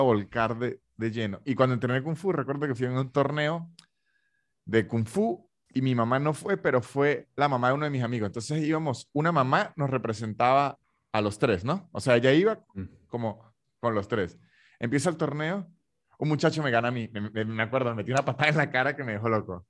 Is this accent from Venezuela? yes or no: yes; Venezuela; now in Argentina